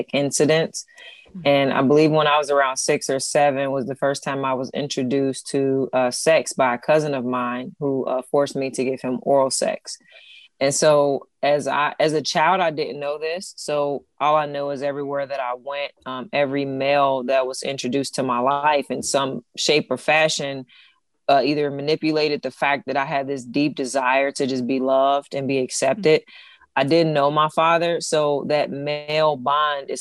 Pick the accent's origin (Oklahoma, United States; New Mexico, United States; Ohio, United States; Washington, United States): Ohio, United States; Cincinnati; moved away as an adult; also born or lived in Lithonia, Georgia; now in Texas, United States; I'm from Cincinnati. I was born in Cincinnati, raised till about, 12, and then I moved to Lathonia, Georgia